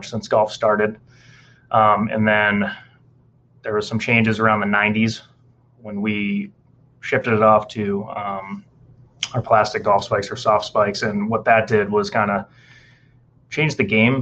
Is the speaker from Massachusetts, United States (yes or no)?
yes; Massachusetts, United States; now in Nashville, United States; I'm coming from Massachusetts originally